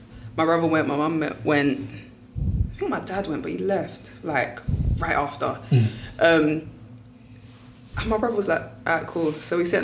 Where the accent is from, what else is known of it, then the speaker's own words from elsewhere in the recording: Nigeria; I'm a Nigerian girl studying an art subject.